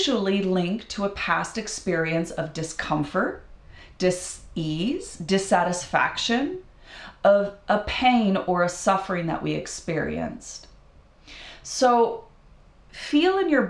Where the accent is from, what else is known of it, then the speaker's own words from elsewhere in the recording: Idaho, United States; when I was a kid, I grew up in Idaho, and we have freshwater lakes